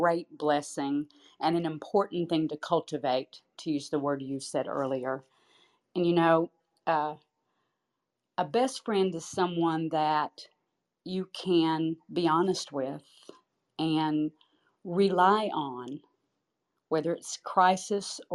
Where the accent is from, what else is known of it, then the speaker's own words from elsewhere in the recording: St. Petersburg, Florida, United States; now in Tampa, United States; I had lived in St. Petersburg for 48 of my 53 years